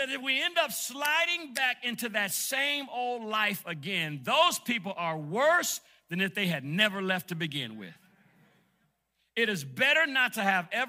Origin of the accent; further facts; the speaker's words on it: Detroit, Michigan, United States; moved away; I grew up in Detroit, Michigan